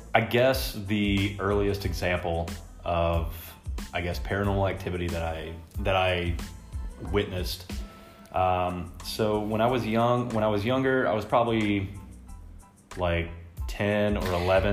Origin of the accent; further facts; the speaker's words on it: Texas, United States; I'm from Texas